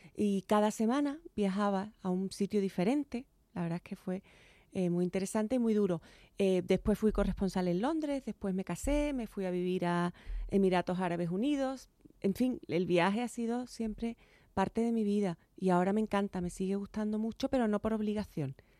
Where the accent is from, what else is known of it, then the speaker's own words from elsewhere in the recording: Chiclana de la Frontera, Andalusia, Spain; moved away as an adult; also born or lived in Cádiz / New York; now in Madrid, Spain; Y yo nací en Cádiz, pero a los nada, inmediatamente me, me llevaron para Chiclana, que es mi tierra, ahí está mi familia y, allí me crié